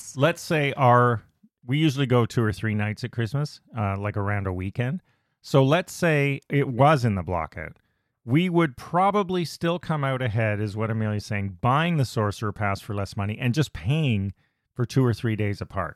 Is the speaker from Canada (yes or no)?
yes; Canada; being Canadian, our Thanksgiving's actually in October